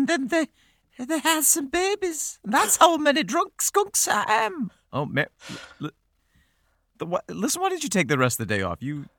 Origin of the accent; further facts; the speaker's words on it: Beirut, Beirut Governorate, Lebanon; I grew up in Beirut, Lebanese father and Welsh mother.